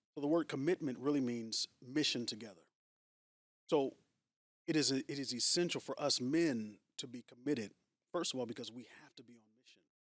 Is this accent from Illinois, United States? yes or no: no; San Francisco Bay Area, California, United States; moved away as an adult; now in Long Beach, United States; Born and raised, yeah. So I'm from the San Francisco Bay Area.